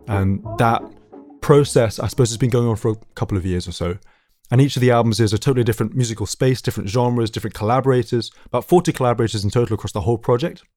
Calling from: London, United Kingdom; I'm calling from North London, calling from my, my lockdown location, my family music room

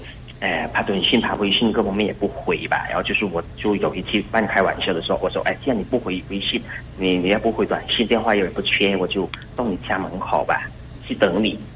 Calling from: Hainan, China; 我是从海南那边打来的吧？

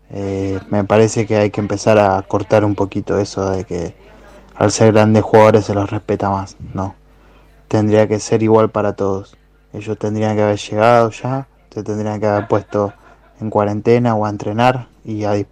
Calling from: Villa Lugano, Buenos Aires, Argentina; Hola, ¿qué tal? Buenas noches … de Lugano.

